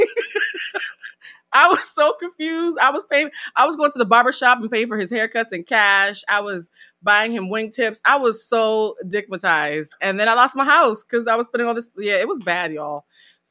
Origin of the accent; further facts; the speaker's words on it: New England, United States; moved away as an adult; also born or lived in West Indies; now in Los Angeles, United States; I'm from New England.